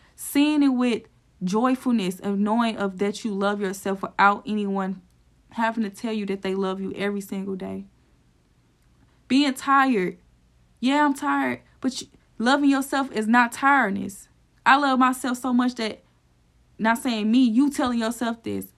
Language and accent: English; St. Louis, Missouri, United States; my hometown, which is Saint Louis